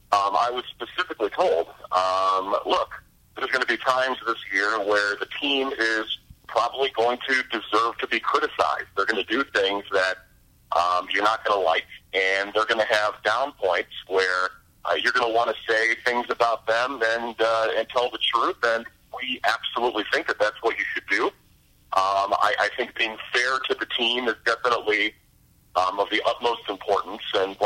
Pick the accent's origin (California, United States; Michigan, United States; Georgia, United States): Michigan, United States; Detroit; also born or lived in Cleveland; I wasn't born in Detroit, but I was raised in Detroit, obviously from Cleveland.